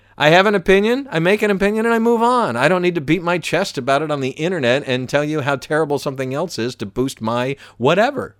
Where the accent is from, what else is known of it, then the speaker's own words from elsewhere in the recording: Atlanta, Georgia, United States; moved away as an adult; I grew up in Atlanta, but I've moved around a lot w-, with the radio career